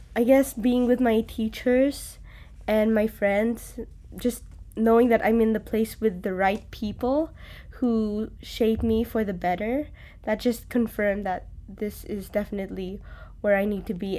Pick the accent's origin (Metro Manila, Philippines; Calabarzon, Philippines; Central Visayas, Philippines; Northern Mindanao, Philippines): Central Visayas, Philippines; Cebu; moved away as an adult; now in Hawaii, United States; I'm from the Philippines, from an island there called Cebu.